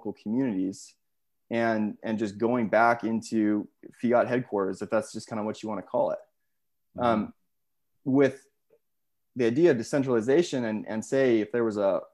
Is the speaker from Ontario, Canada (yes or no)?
no; Saskatchewan, Canada; where I grew up in Saskatchewan